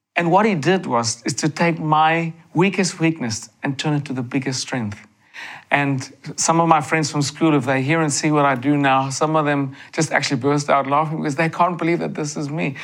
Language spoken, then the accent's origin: English; South Africa; growing up in South Africa, you know, you know of God, you hear of God, of Jesus, and I was blessed to grow up with parents